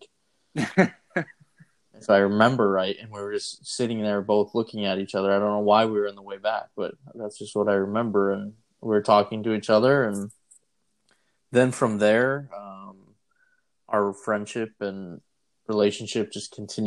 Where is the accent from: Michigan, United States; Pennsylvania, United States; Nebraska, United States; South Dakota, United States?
South Dakota, United States; Gerritsen; born and raised in Gerritsen, South Dakota